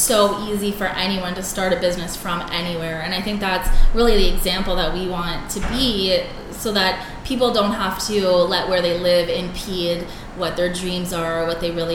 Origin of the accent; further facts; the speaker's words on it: Cornwall, Ontario, Canada; also born or lived in Montreal / Toronto; I was born in Montreal, but I grew up in Cornwall